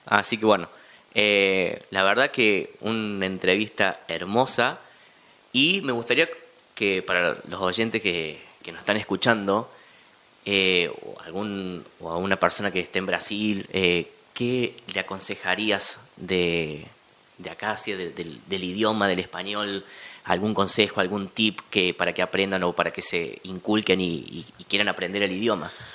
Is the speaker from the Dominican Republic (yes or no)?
no; Argentina